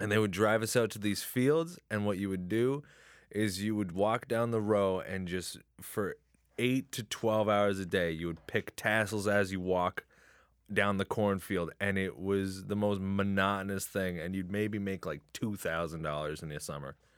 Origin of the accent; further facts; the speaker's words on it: Chatham, Ontario, Canada; also born or lived in Windsor; I'm originally from Chatham